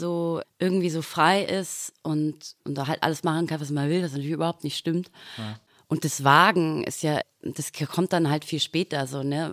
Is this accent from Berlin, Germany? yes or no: no; Dorfen, Bavaria, Germany; moved away; also born or lived in Austria; Ich bin auf dem Land aufgewachsen tatsächlich ah, ja. mhm. und bin dann mit Glatze ins Dorfener Gymnasium